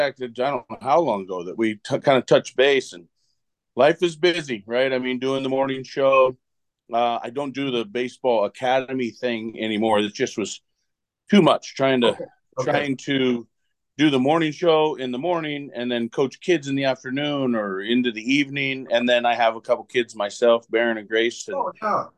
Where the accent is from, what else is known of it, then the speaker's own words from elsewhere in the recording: Oregon, United States; I grew up in Oregon